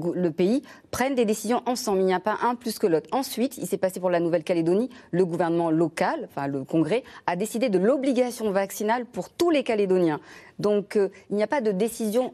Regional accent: Réunion; Je suis réunionnaise.

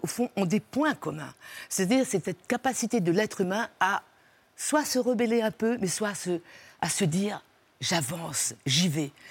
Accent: Réunion; moved away; mon village sur les pentes du volcan

